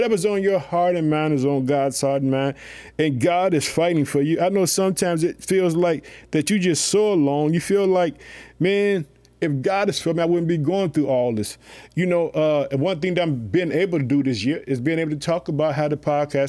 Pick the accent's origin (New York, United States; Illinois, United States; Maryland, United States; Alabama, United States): Illinois, United States; I would like to thank the state of Illinois, which is my home state. I live in the city of Chicago.